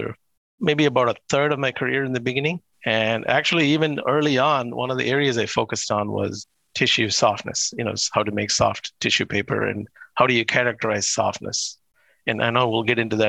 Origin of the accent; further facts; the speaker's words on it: India; moved away as an adult; I was born in India and lived in India till I got my undergraduate degree in chemical engineering.